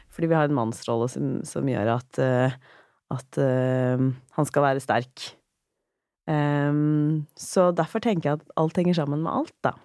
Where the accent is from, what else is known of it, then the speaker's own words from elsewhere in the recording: Drammen, Buskerud, Norway; når jeg vokste opp i, i, i Drammen også, på, ehm, på 90-tallet